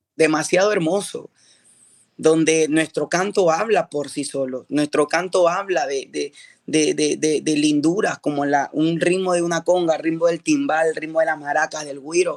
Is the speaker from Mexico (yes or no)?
no; Peru; now in United States